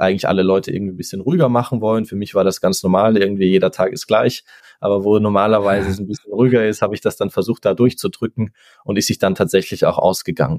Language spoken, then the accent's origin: German; Austria; ich komme, wie gesagt, ursprünglich aus Österreich, lebe auch nach wie vor